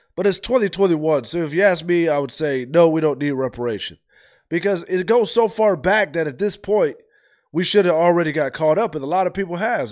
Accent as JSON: {"language": "English", "region": "Ohio", "country": "United States", "moved": "yes", "lives_now": "Georgia, United States", "said": "I'm from the north. I'm from Ohio"}